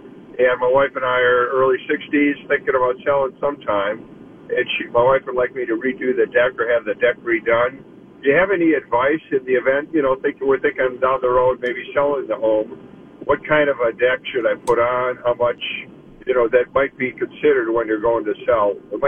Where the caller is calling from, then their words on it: Eden Prairie, Minnesota, United States; Eden Prairie, Minnesota.